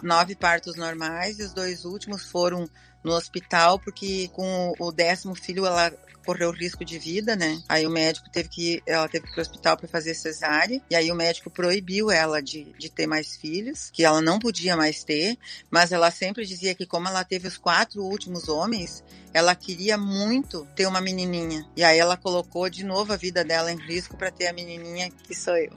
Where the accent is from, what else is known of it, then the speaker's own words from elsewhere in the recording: Campo Bom, Rio Grande do Sul, Brazil; eu nasci em Campo Bom e estudei todo o meu ciclo lá